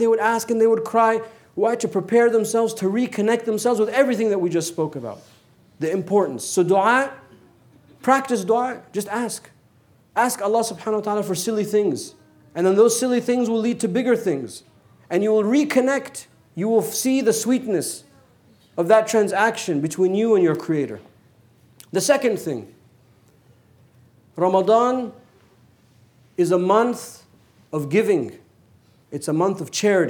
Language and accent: English; United States; we're American